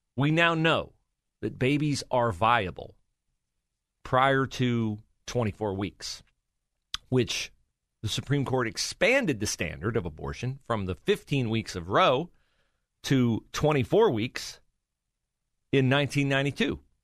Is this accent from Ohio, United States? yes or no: yes; West Liberty, Ohio, United States; my hometown, West Liberty, Ohio